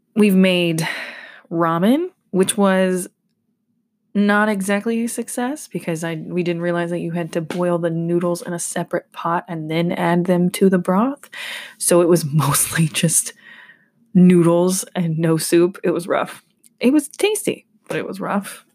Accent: Georgia, United States; I'm from Georgia

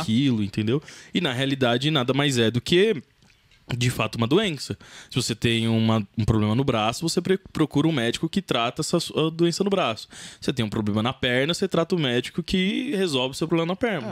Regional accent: Santo André, São Paulo, Brazil; Eu nasci em Santo André

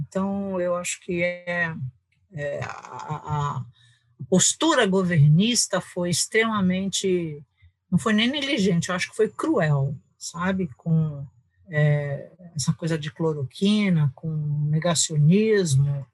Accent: São Paulo, Brazil; moved away as an adult; also born or lived in England; now in Cuiabá, Brazil; paulistana da Gema, do Butantã, sou, sou de São Paulo

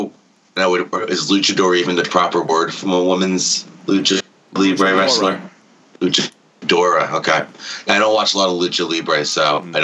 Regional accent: United States; I am American, okay? I learned American words.

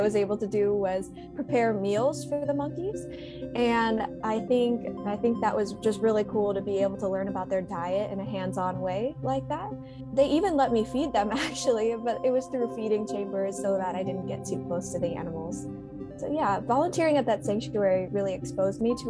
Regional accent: Chicago, Illinois, United States; now in California, United States; I also used to visit Lincoln Park Zoo in my hometown of Chicago almost every weekend

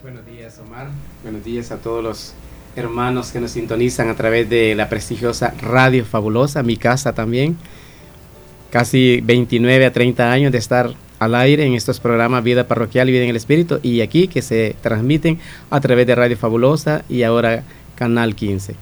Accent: Santa Rosa de Lima, La Unión, El Salvador; nací y crecí en Santa Rosa de Lima

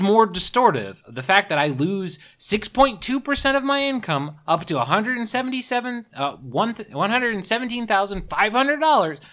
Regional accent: the South, United States; moved away; also born or lived in California; I grew up in the South

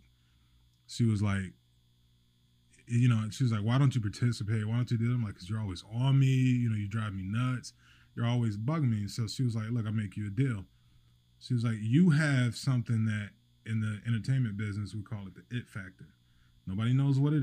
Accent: Fayetteville, North Carolina, United States; moved away as an adult; now in Wilmington, United States; I'm originally from Fayetteville, North Carolina

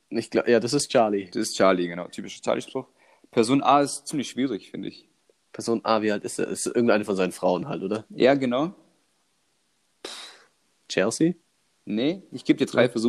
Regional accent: Croatia; als Kroate

